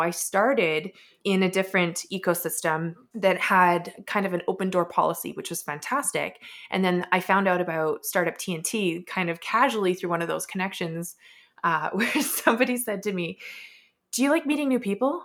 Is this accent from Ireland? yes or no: no; Edmonton, Alberta, Canada; also born or lived in Vancouver; born and raised in Edmonton, did spend some time out in Vancouver, but came back.